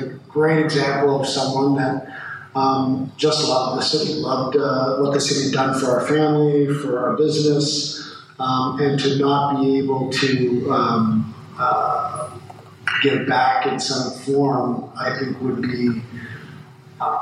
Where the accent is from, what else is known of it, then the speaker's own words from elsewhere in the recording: Montreal, Quebec, Canada; now in Louisville, United States; I actually grew up in Montreal. My mother's Canadian. A long line of … from Ireland. And while I was born in Louisville, I grew up in Canada.